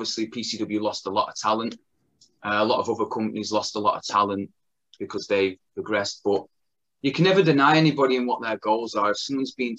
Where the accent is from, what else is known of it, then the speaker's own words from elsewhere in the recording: Blackpool, North West England, United Kingdom; it's my hometown, Blackpool Tower